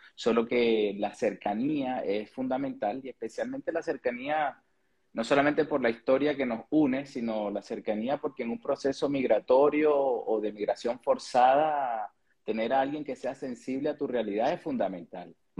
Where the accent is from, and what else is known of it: Venezuela; moved away as an adult; also born or lived in Chile; now in Santiago, Chile